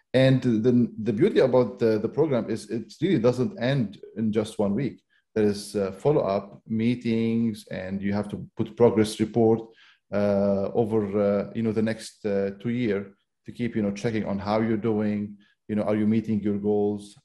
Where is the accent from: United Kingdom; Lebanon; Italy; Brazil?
Lebanon; moved away as an adult; now in United States; I'm originally from Lebanon